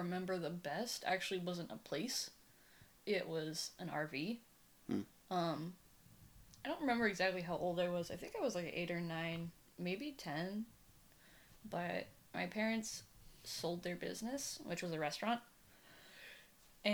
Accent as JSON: {"language": "English", "area": "Humboldt County", "region": "California", "country": "United States", "tie": "born or raised there", "moved": "as an adult", "lives_now": "San Francisco, United States", "said": "So mostly I grew up in Humboldt County. I consider that where I'm from, because I was born there"}